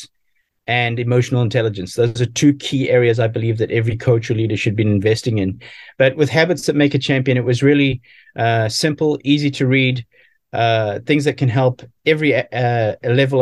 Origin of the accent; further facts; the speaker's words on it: South Africa; as an athlete growing up in South Africa